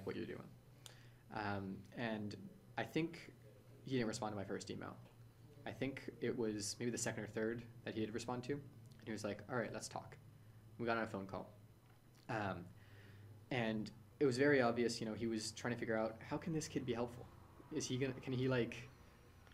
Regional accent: San Francisco, California, United States; So I'm born and raised in San Francisco. I've lived here my whole life.

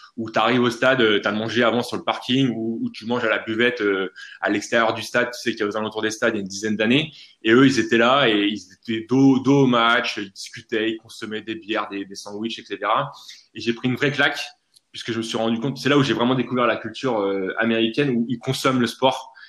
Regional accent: France; en tant que bon français

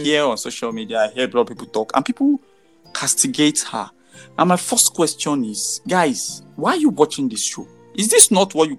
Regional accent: Nigeria; being a Nigerian

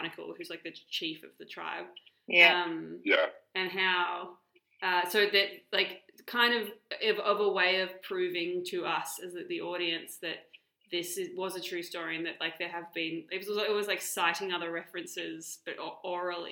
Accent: Australia; as an Australian person

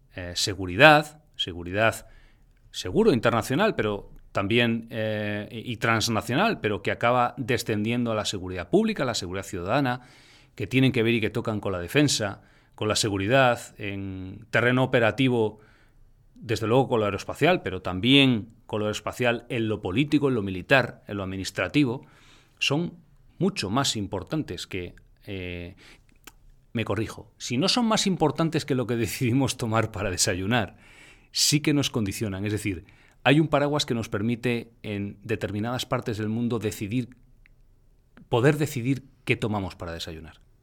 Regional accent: Spain; en España particularmente, en mi país

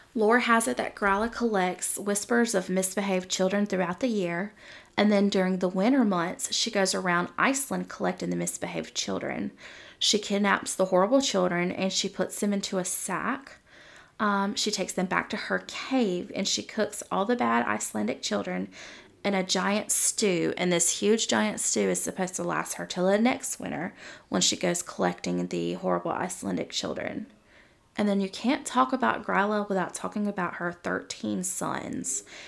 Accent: the South, United States; I'm from the South. I grew up in a Southern Baptist home

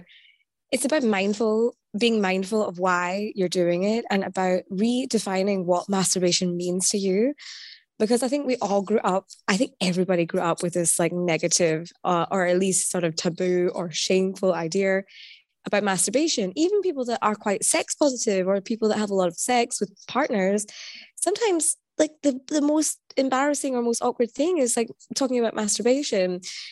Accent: Scotland, United Kingdom; now in Berlin, Germany; I'm Scottish, but I'm based in Berlin.

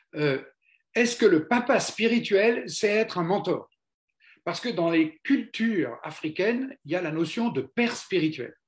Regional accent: France; on est français

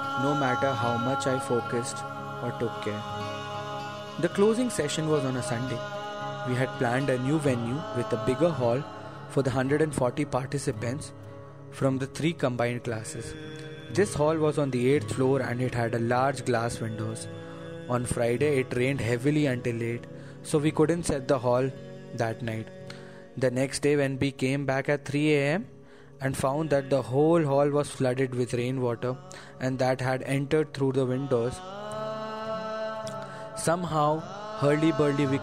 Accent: Chennai, Tamil Nadu, India; moved away; I had been born and brought up in Chennai and the city had been dear to me

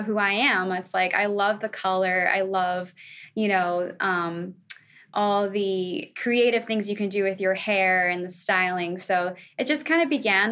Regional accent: Florida, United States; Well, I'm a Florida girl. I was born and raised in Florida

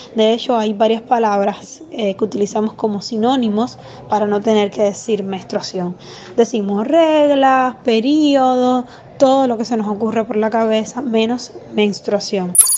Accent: Costa Rica; now in Bogotá, Colombia; soy de Costa Rica y vivo en Bogotá

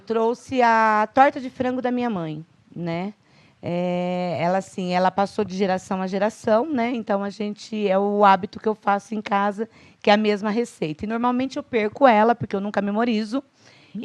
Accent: Itatiba, São Paulo, Brazil; moved away as an adult; also born or lived in Valinhos; now in Campinas, Brazil; Eu sou um pouquinho mais interior, eu sou de Itatiba

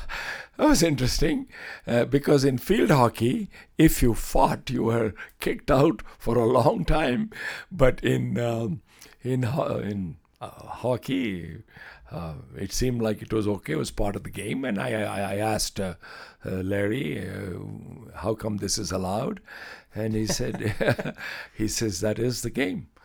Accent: Chennai, Tamil Nadu, India; moved away as an adult; now in Lloydminster, Canada; the beaches of my home city, where I used to spend time on the beaches.

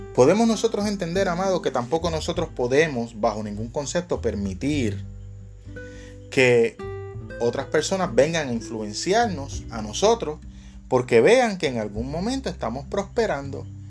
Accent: Puerto Rico; acá en mi país, acá en Puerto Rico

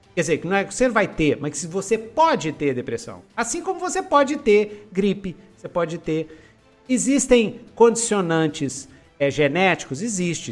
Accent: Brazil; Nós somos brasileiros

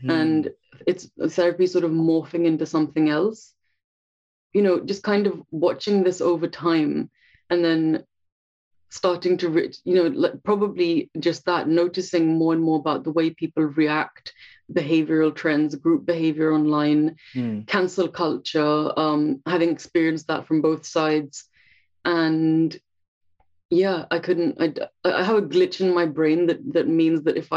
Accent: India; now in London, United Kingdom; I'm a therapist based in London, England, and I'm originally from India.

